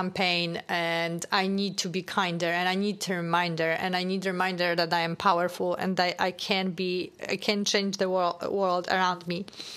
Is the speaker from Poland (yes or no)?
yes; Poland; moved away; I grew up in Poland